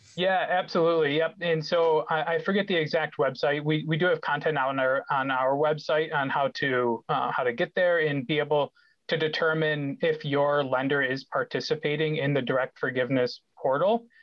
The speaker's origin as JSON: {"language": "English", "town": "Rochester", "region": "New York", "country": "United States", "tie": "born or raised there", "said": "I grew up in Rochester"}